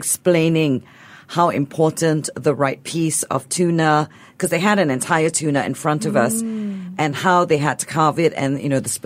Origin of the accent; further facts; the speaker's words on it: Singapore; we're Singaporean